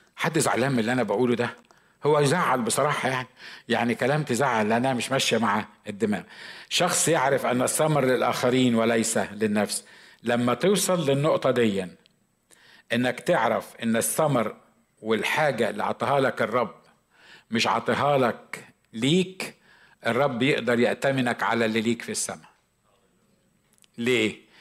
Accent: Egypt; عندنا في مصر

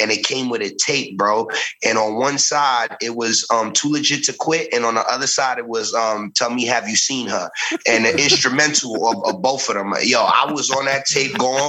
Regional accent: New York City, New York, United States; I was born in the Bronx

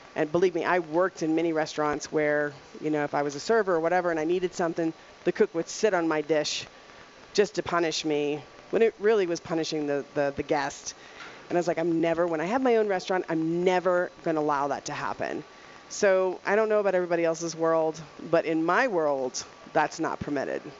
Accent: Louisiana, United States; moved away as an adult; also born or lived in Dallas, Texas; now in Colorado, United States; I'm from Louisiana

